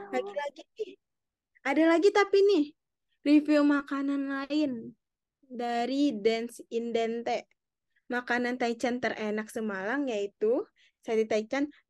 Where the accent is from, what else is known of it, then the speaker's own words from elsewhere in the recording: Padang, West Sumatra, Indonesia; now in Malang, Indonesia; Soalnya aku kan dari Padang ya. Jadi kayak kurang inspirasi gitu sih uh, tentang makanan-makanan